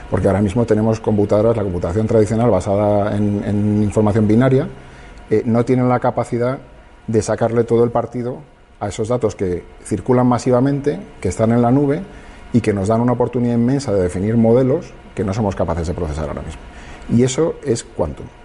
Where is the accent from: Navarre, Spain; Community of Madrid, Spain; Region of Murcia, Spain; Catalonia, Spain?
Community of Madrid, Spain; Madrid; yo es que soy de Madrid, lo siento